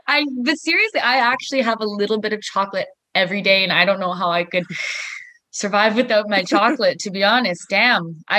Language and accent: English; Canada; I like to think of myself just as like a Canadian hodgepodge. That's basically what it is. It's a little bit of everything. I celebrate like Catholic holidays